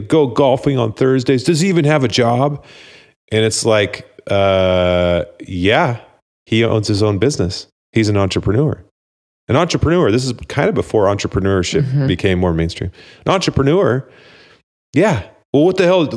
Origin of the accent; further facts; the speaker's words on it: Dallas, Oregon, United States; I grew up in Oregon too.